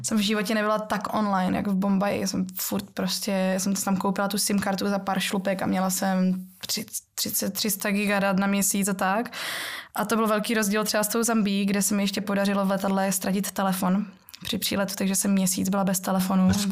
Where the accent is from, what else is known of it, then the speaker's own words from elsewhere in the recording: Ostrava, Moravian-Silesian Region, Czechia; já pocházím z Ostravy, kde se ještě jako m- babička trochu po našemu mluví a ta polština to tam ovlivňuje